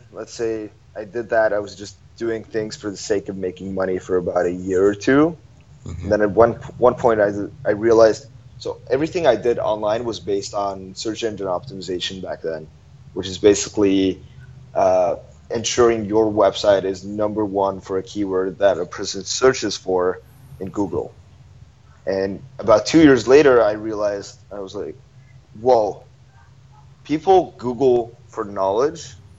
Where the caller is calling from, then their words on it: Ho Chi Minh City, Vietnam; I'm calling from Saigon, Vietnam, Ho Chi Minh City.